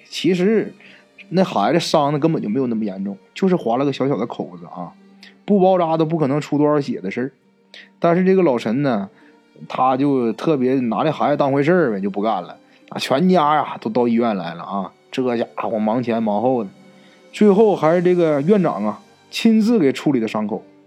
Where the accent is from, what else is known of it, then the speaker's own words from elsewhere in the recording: Northeast China, China; 咱们东北话叫野鸡脖子